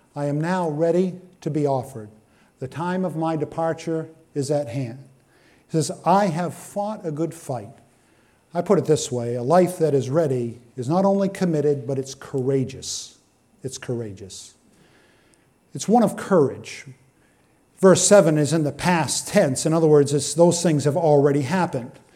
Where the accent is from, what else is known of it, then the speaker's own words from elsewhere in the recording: Benton, Maine, United States; we're from East Benton